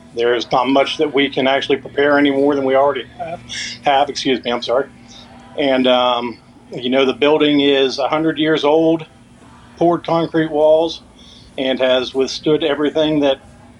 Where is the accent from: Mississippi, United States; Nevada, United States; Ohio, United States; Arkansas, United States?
Ohio, United States; Hocking Hills; now in Florida, United States; I was raised in the Hocking Hills and of Ohio